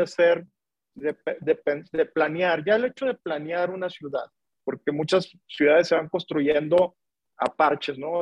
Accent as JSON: {"language": "Spanish", "town": "Monterrey", "region": "Nuevo León", "country": "Mexico", "said": "yo, yo, soy de Monterrey, soy regio"}